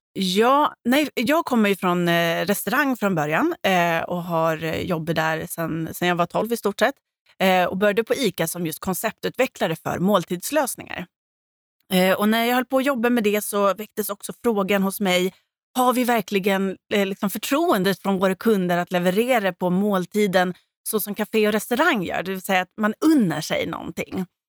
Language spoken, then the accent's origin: Swedish; Gotland, Sweden; now in Stockholm, Sweden; jag var gotlänning och jag visste inte riktigt hur det såg ut i Stockholm